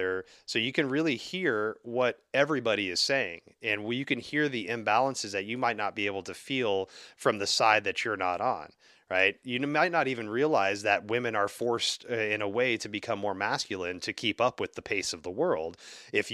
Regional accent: the South, United States; I grew up in the South

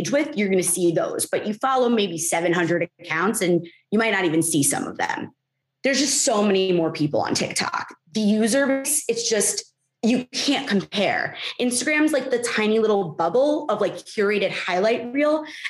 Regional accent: New Jersey, United States; I'm really just from New Jersey. Like, I'm Jewish from New Jersey

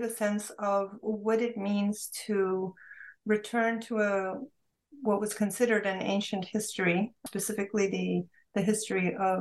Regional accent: Istanbul, Turkey; moved away; Growing up in Istanbul, Turkey, in a Turkish Jewish family, we had multiple languages around us, including Ladino

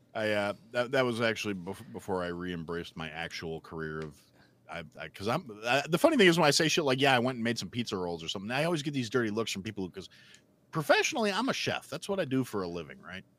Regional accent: Wisconsin, United States; now in Illinois, United States; I grew up in Wisconsin

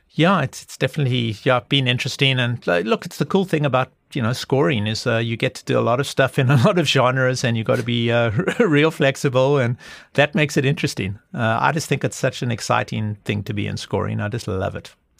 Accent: South Africa; growing up in South Africa

